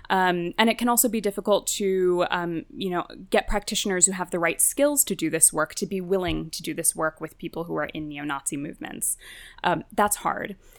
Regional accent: New Jersey, United States; also born or lived in Sweden; I grew up in New Jersey, the, the kid of Indian immigrants

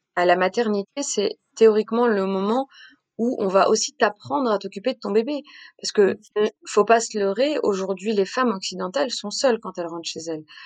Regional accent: Montpellier, Occitania, France; moved away as an adult; also born or lived in Nîmes; now in Paris, France; j'ai grandi entre Paris d'abord et puis Montpellier ensuite.

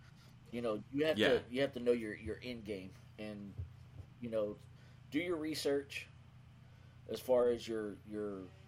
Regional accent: Levelland, Texas, United States; I'm in my hometown, Leveland, Texas, small 14,000.

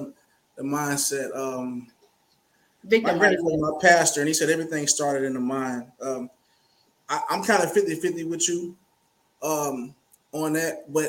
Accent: Florida, United States; also born or lived in Ohio; I was raised in Florida, so I was a military. My dad was military. I've been a little everywhere.

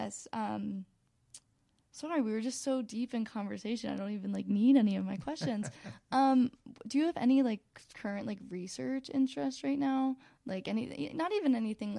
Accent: Philadelphia, Pennsylvania, United States; we're from Philadelphia

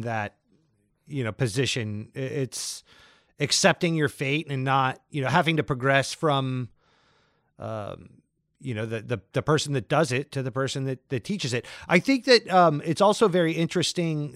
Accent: St. Augustine, Florida, United States; moved away; several years of my childhood growing up in the South in Florida

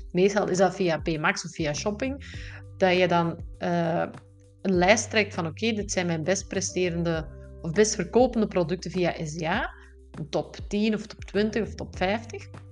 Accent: Belgium; Wist ik veel als Belg zijnde

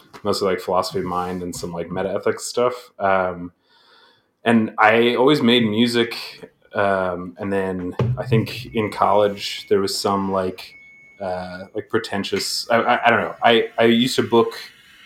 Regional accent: Aurora, Colorado, United States; also born or lived in Kent, Ohio; now in Boston, United States; I grew up in Colorado, like right outside of Denver in Aurora

